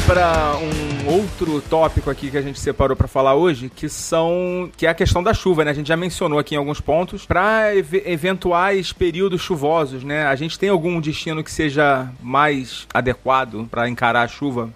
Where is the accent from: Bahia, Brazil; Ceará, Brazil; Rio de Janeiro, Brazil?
Rio de Janeiro, Brazil; Eu, como bom carioca que sou